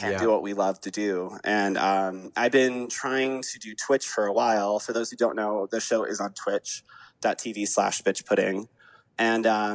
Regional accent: Atlanta, Georgia, United States; I was raised in Atlanta

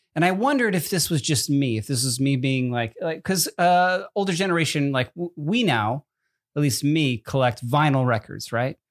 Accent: New Jersey, United States; I'm from Jersey

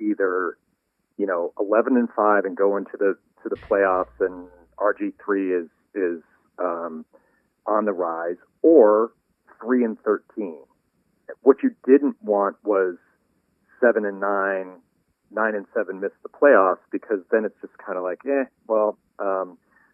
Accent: Washington, District of Columbia, United States; a World Series in my hometown

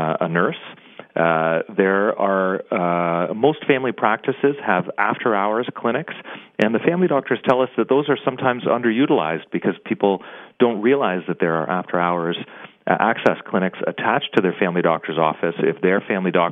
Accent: Canada; We're Canadian.

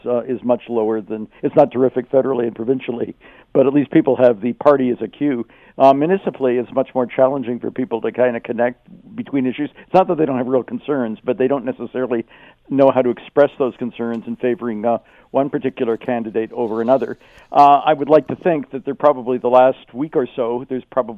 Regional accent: Toronto, Ontario, Canada; now in Kitchener-Waterloo, Canada; I'm originally from Toronto, although I live in KW now

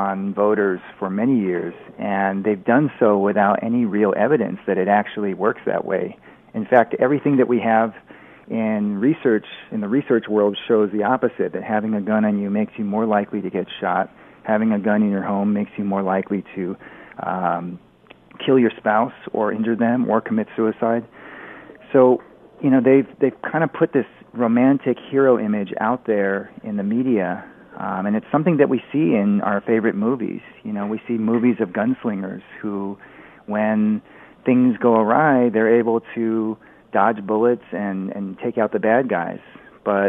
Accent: United States; moved away; as an American expat

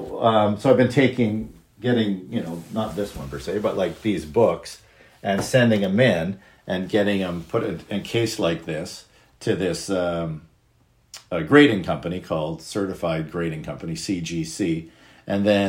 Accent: Abbotsford, British Columbia, Canada; I grew up in Abbotsford

